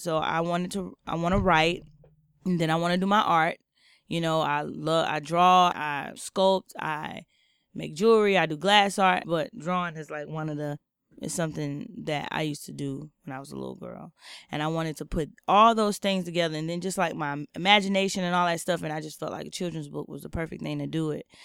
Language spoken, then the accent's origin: English; Jacksonville, Florida, United States; moved away as an adult; now in San Francisco, United States; I was born and raised in Jacksonville, Florida